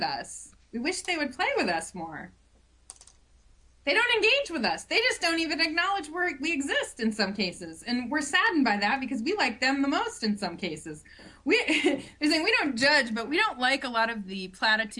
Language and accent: English; Ohio, United States; moved away; also born or lived in Ann Arbor, Michigan / New York City; I grew up in Ohio, we don't talk like that.